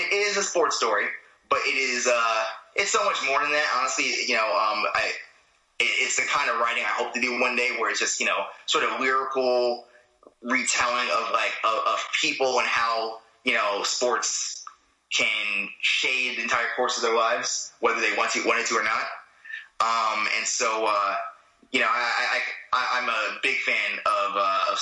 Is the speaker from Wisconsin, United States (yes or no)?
no; New York City, New York, United States; I grew up in Queens